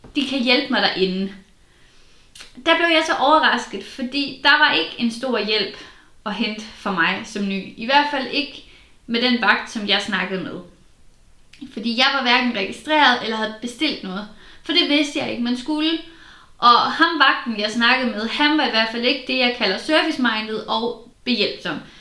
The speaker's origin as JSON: {"language": "Danish", "area": "Southern Jutland", "region": "Southern Denmark", "country": "Denmark", "said": "Jeg er jo fra Sønderjylland"}